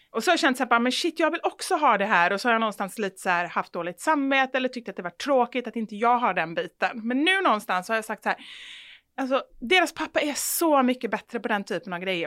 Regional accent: Gothenburg, Västra Götaland, Sweden; jag tror snarare att jag är från Kortedala och, och uppvuxen liksom med mamma i förorten.

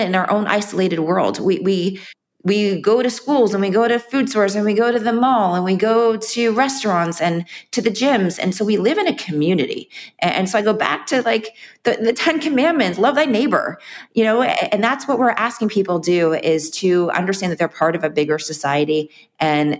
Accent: Miami, Florida, United States; growing up in Miami, my back neighbors, friends that were Cuban

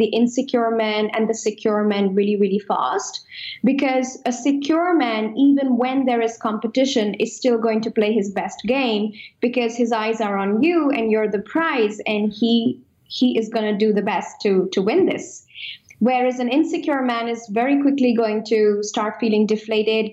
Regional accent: India; moved away; I come from India and I am traditional at heart

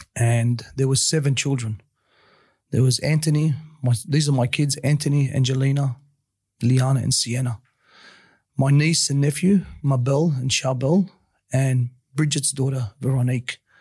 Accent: Sydney, New South Wales, Australia; I grew up in Western Sydney, sort of a bit of a rough place at the time.

